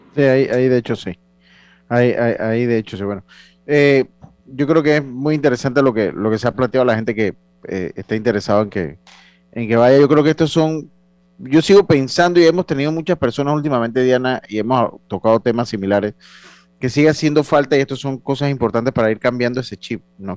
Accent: Panama; nosotros como panameños

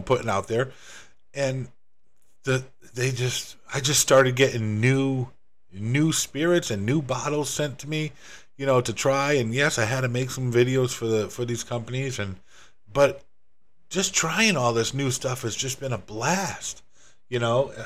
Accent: Northeast US, United States; moved away as an adult; also born or lived in Rhode Island / Massachusetts; now in Florida, United States; I'm originally from the Northeast, from Rhode Island in Massachusetts, and, uh, spent most of my life up there

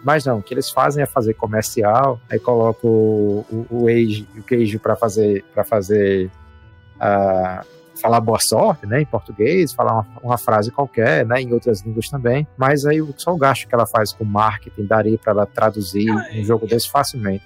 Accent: Brazil; nós somos brasileiros, a gente sabe a condição do nosso país

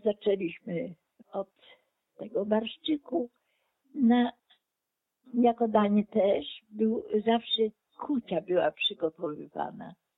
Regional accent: Ukraine; now in Oleśnica, Poland; Ja pochodzę z terenów wschodnich, obecnie Ukraina.

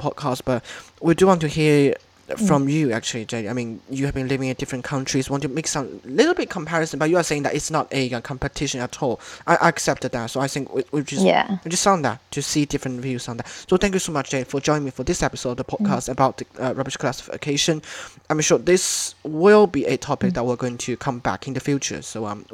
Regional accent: China; born or raised there

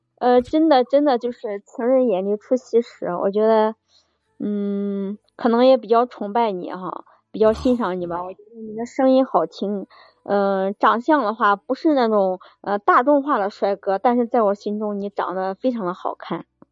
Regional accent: Henan, China; 我是河南的

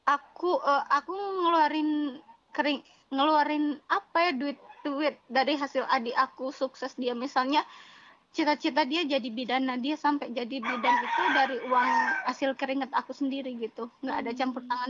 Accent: Java, Indonesia; aku sering aku kan orang Jawa nih

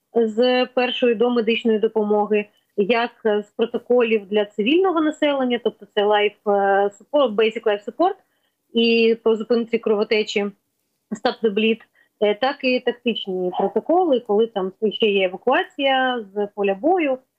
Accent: Kyiv, Ukraine; ми кияни, ми впряглися з 24-го

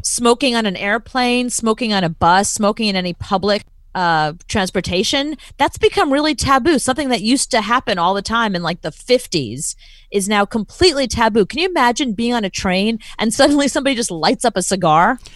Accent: United States; being an American

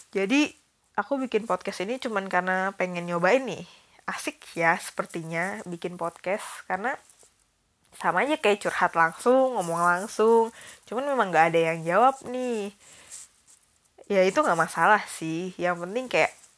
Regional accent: Bali, Indonesia; aku SD semester kedua kelas 3 sampai SMA aku di Bali

